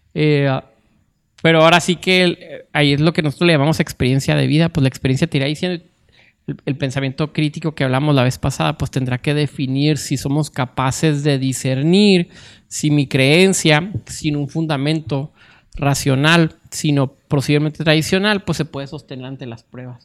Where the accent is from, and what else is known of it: Mexico